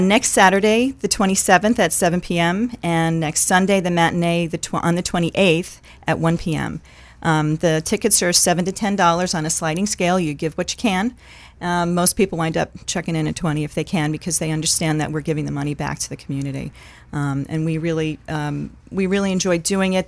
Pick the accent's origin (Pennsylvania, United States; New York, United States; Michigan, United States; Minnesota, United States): New York, United States; New York City; moved away as an adult; now in Maine, United States; I'm originally from New York City, so I'm from away